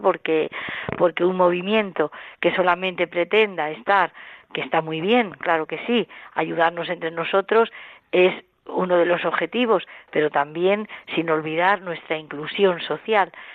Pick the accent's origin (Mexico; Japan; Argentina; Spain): Spain; Villacañas, Castilla-La Mancha; soy de Villacañas, de un pueblo de, un pueblo de aquí, de, Toledo